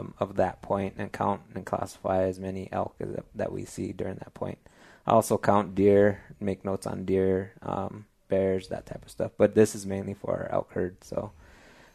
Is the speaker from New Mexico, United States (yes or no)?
yes; San Diego Pueblo, New Mexico, United States; also born or lived in Colorado / Texas; I'm actually born and raised in New Mexico. I'm from San Diego Pueblo, New Mexico.